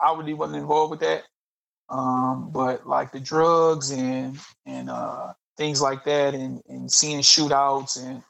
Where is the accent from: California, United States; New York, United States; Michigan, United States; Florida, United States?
Michigan, United States; Detroit; I grew up in Southwest Detroit